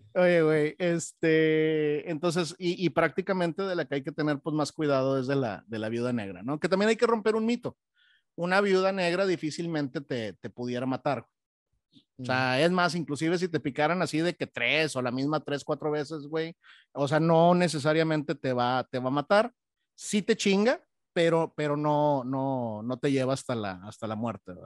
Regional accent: Monterrey, Nuevo León, Mexico; now in Texas, United States; como buen regiomontano, güey, y como buen mexicano

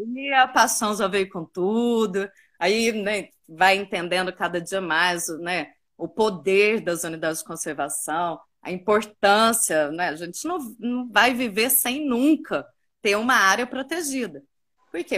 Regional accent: Uberaba, Minas Gerais, Brazil; also born or lived in São Paulo; now in Ilhabela, Brazil; eu sou de Uberaba, Minas

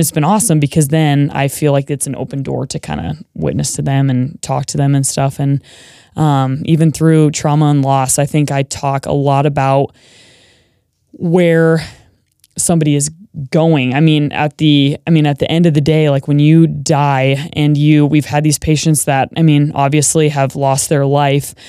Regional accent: Manhattan, Montana, United States; now in Boise, United States; I am from a small town in Montana. So it's Manhattan, Montana, and it's just outside of Bozeman

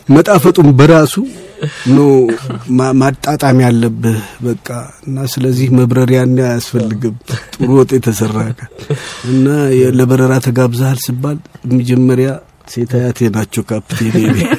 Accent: Addis Ababa, Ethiopia; አራት ኪሎ ብዙ ብዙ ነገሮች አሏት። እኔ እዛ ነው ያደግኩት ከልጅነት ጀምሮ

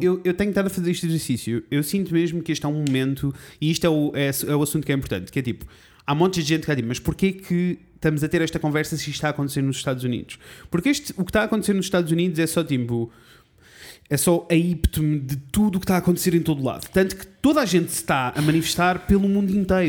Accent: Coimbra, Centro, Portugal; born or raised there

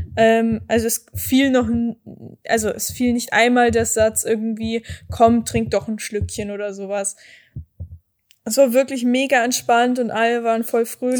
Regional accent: Erding, Bavaria, Germany; bei mir in der Heimatstadt in Erding

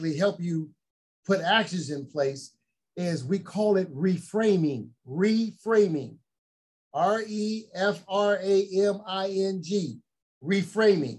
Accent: Chicago, Illinois, United States; I grew up in Chicago

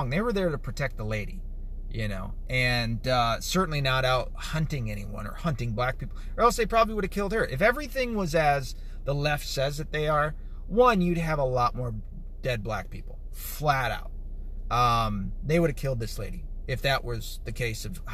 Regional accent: the South, United States; accent: Southern; I'm from the South. You know what I mean? I've grown up around these people with that Southern slang or a Southern accent

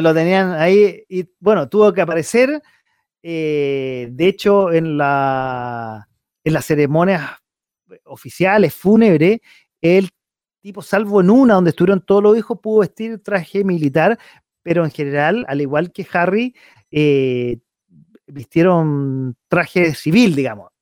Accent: Chile; como simple chileno

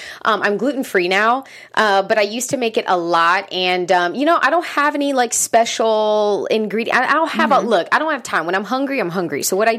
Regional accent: Charleston, South Carolina, United States; I'm from South Carolina. I'm from Charleston, South Carolina.

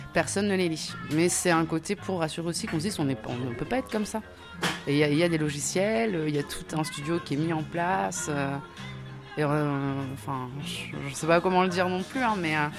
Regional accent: Réunion; je suis née à La Réunion

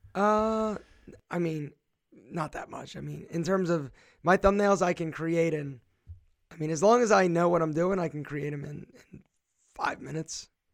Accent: Philadelphia, Pennsylvania, United States; now in Marietta, United States; my hometown is Philadelphia

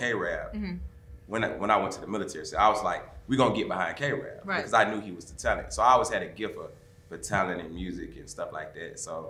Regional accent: Atlanta, Georgia, United States; I'm from Atlanta

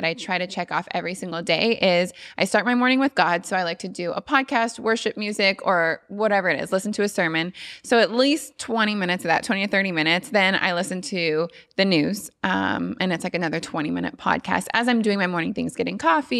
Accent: Nevada, United States; I was the first Miss Nevada to become Miss USA

